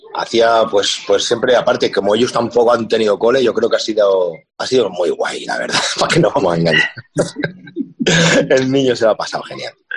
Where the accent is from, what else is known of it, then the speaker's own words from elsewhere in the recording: Extremadura, Spain; moved away; la morcilla que tengo ahí de mi pueblo, le, abro una, le abro una cervecita extremeña